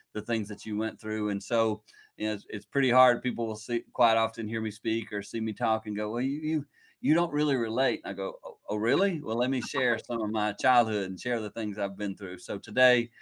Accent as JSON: {"language": "English", "region": "the Carolinas", "country": "United States", "tie": "born or raised there", "moved": "as an adult", "lives_now": "Michigan, United States", "said": "I grew up in the Carolinas, moved up to Michigan, been up here now for 30 years doing ministry"}